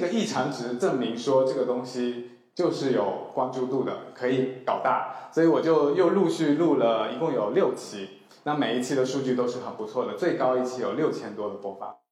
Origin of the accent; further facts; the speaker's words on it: Fujian, China; also born or lived in Chengdu; now in Shanghai, China; 我从小就是在一个很传统的福建家庭长大